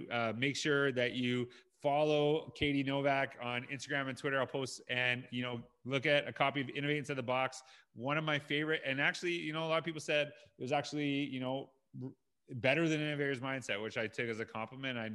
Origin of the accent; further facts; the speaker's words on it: Canada; I grew up in Canada